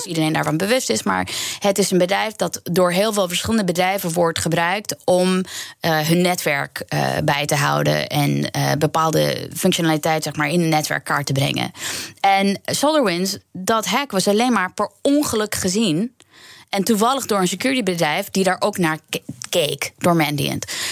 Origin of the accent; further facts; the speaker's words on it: New York, United States; moved away as an adult; also born or lived in Queens; now in Netherlands; ik ben opgegroeid in Amerika, pas naar Nederland gekomen toen ik 24 was